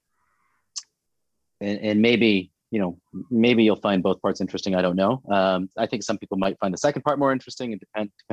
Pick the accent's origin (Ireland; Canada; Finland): Canada; also born or lived in India; I define myself as Canadian